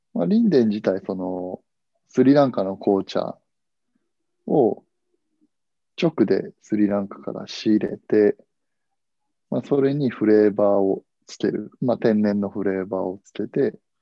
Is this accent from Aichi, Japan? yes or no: no; Hiroshima, Japan; 同じ広島人